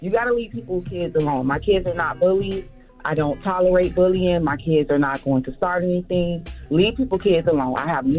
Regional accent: Miami, Florida, United States; I'm from Miami.

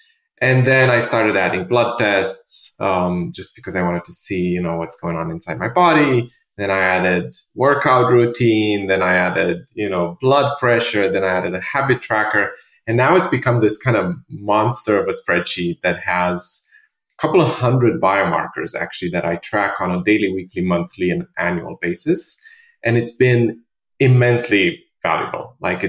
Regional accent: Romania; also born or lived in London; now in New York, United States; so I'm originally from Romania and I lived in London for many years with my previous startup. And then I moved to New York in 2016.

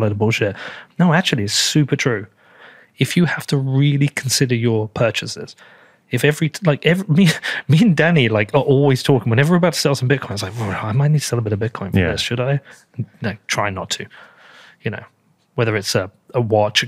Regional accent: United Kingdom; I'm British.

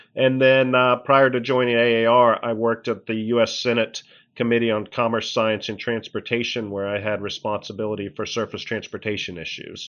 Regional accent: Lexington, Kentucky, United States; moved away as an adult; also born or lived in Athens, Georgia / Pittsburgh, Pennsylvania; now in Washington, D.C., United States; I really grew up in Lexington, Kentucky, uh, right in the central part of Kentucky, bluegrass region

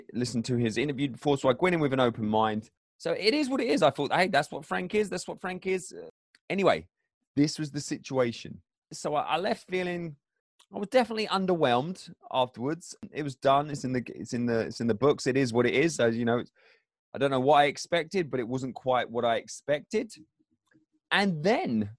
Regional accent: England, United Kingdom; I'm English

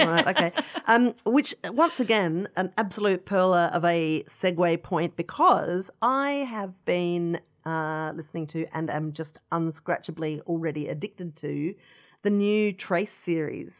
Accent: Adelaide, South Australia, Australia; growing up in Adelaide

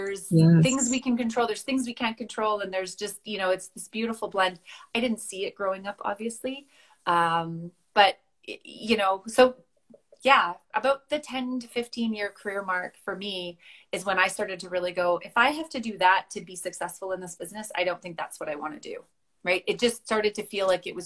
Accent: Westlock, Alberta, Canada; I grew up on a farm north of Westlock

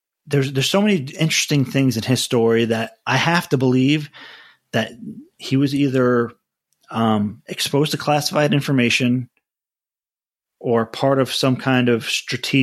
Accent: United States; I'm an American

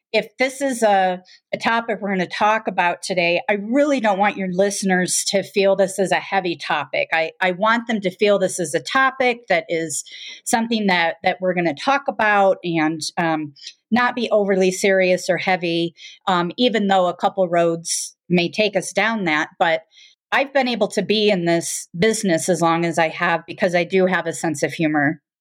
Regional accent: Michigan, United States; now in Colorado, United States; I, um, am originally from Michigan, but have lived in Colorado since nineteen eighty-two

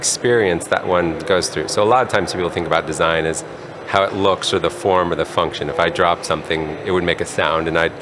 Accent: Colorado Springs, Colorado, United States; also born or lived in Durango, Colorado; now in California, United States; I grew up in Colorado Springs, Colorado, and spent some time in Durango, Colorado.

